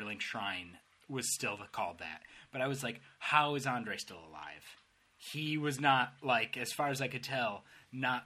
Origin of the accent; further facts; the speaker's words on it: Detroit, Michigan, United States; moved away as an adult; now in Dublin, Ireland; I'm from Detroit